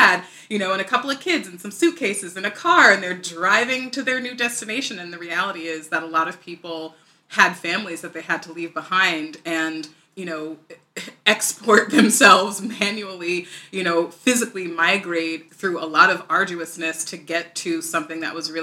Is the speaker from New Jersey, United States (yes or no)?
yes; Morristown, New Jersey, United States; I grew up in a wonderful town called Marstown, New Jersey, one of the towns of the Revolution